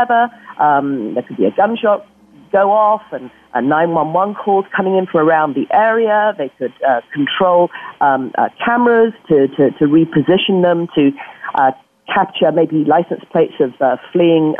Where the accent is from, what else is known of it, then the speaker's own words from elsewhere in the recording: Yorkshire and the Humber, United Kingdom; now in Bay Area, United States; my home country, West Yorkshire